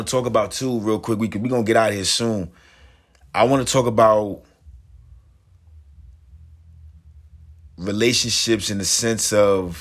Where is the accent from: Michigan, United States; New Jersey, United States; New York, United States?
New Jersey, United States; I'm from Jersey